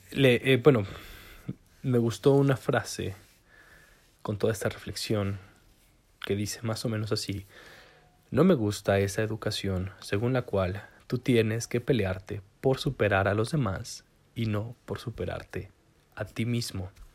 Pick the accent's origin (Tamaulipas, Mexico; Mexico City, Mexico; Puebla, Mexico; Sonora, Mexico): Puebla, Mexico; Zacatlán; yo de donde soy que es Zacatlán de las manzanas